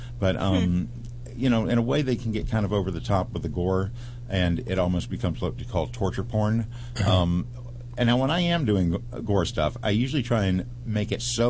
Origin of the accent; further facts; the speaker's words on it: Jacksonville, Florida, United States; Well, I grew up in Jacksonville, Florida, and my family owned a very large cemetery, and for the first 12 years of my life, I grew up living next door to that.